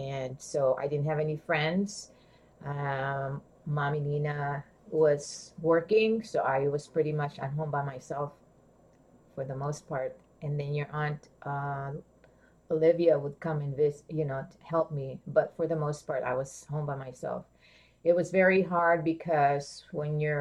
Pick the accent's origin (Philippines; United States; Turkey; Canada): Philippines; moved away; I grew up in the Philippines